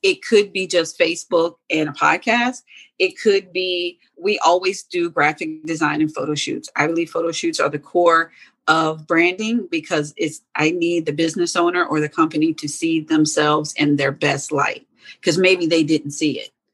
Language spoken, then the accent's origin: English; Hampton, Virginia, United States; first language German; English is a second language; moved away as an adult; also born or lived in Germany; now in Atlanta, United States; I grew up in Hampton, Virginia, then moved to Atlanta about 20 years ago